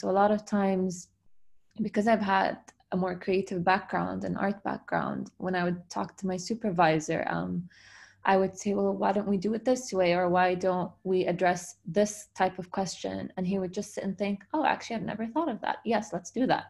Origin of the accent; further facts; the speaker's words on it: Dubai, United Arab Emirates; I was born and raised in Dubai